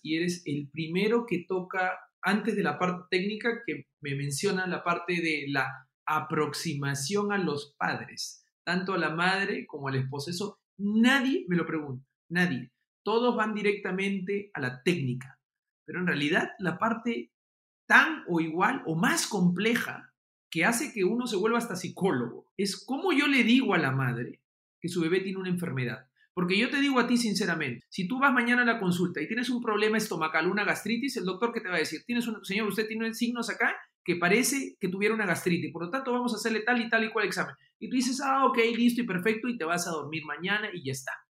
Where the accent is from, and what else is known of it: Peru